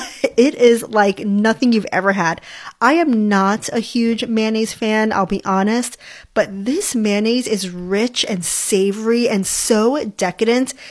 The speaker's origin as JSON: {"language": "English", "region": "Hawaii", "country": "United States", "tie": "born or raised there", "said": "I grew up in Hawaii"}